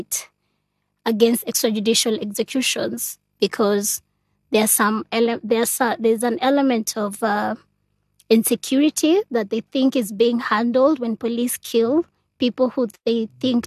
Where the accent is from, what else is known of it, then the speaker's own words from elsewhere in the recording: Nairobi, Kenya; I also grew up in Madare